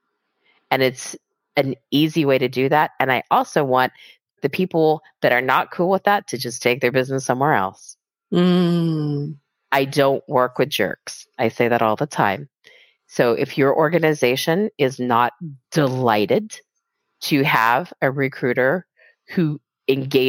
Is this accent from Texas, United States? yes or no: yes; Texas, United States; I grew up in Texas, like surrounded by racist assholes